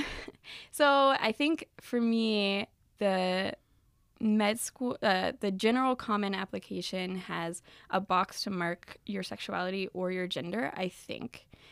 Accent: the South, United States; moved away as an adult; now in Michigan, United States; I actually grew up in the South

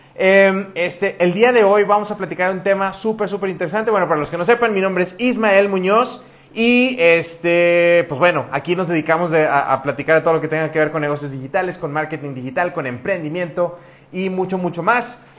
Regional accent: Monterrey, Nuevo León, Mexico; now in Querétaro, Mexico; yo soy de Monterrey, de una ciudad que está al norte de México, casi, casi pegado a la frontera con Estados Unidos

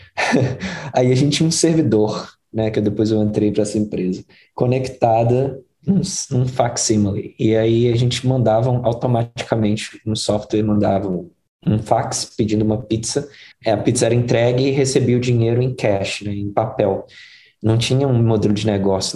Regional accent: Belo Horizonte, Minas Gerais, Brazil; first language Portuguese; moved away as an adult; now in United States; Eu, eu cresci em Belo Horizonte, ali no bairro que chama Jardim Montanhês, que é a periferia de Belo Horizonte

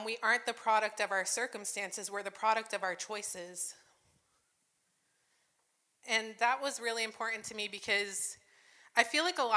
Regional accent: New Jersey, United States; now in Michigan, United States; I was growing up in Jersey.

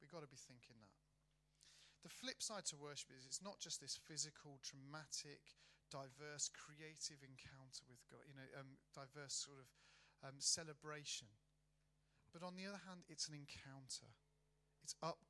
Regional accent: Birmingham, West Midlands, United Kingdom; I'm from Birmingham, right, which is South Manchester

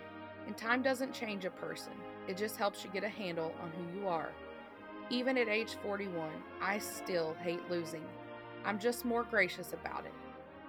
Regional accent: the South, United States; I was raised in the South

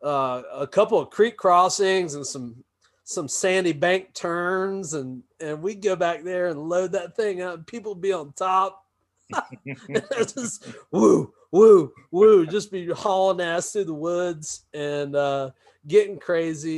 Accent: Florida, United States; I grew up in Florida

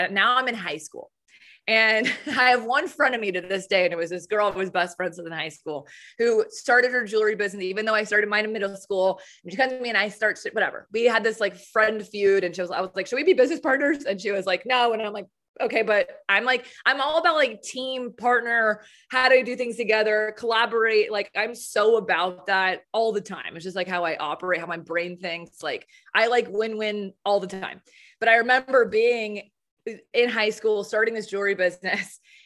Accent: Southern California, United States; accent: Southern; I'm from Southern California

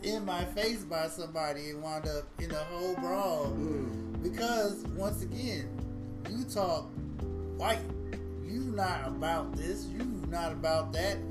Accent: St. Louis, Missouri, United States; we grew up in Walnut Park, which is a very bad neighborhood in St. Louis.

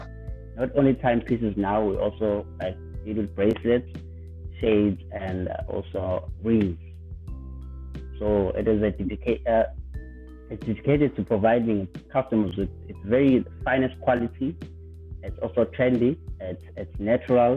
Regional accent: Ulundi, KwaZulu-Natal, South Africa; now in Durban, South Africa; I was born in Ulundi. I was raised in Ulundi.

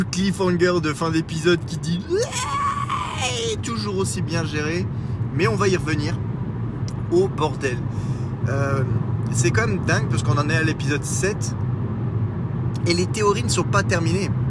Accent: Brussels, Belgium; accent: Brussels; j'ai l'accent de, c'est de Bruxelles, je crois, qui, euh, qui revient au galop.

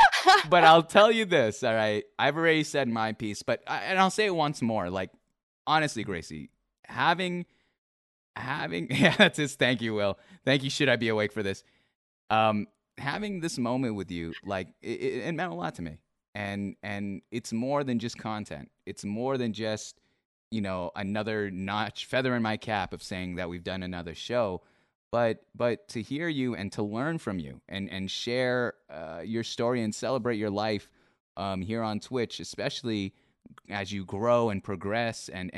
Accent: Philippines; like in my culture, I'm Filipino.

